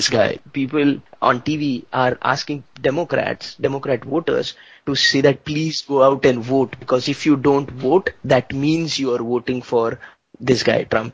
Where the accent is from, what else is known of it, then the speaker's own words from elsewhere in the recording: India; I'm an Indian